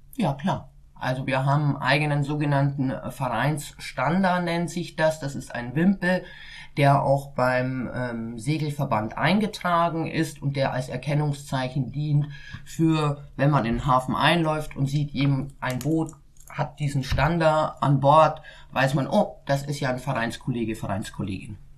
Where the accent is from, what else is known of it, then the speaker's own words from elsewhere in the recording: Bavaria, Germany; now in Hamburg, Germany; Ich bin gebürtig in Bayern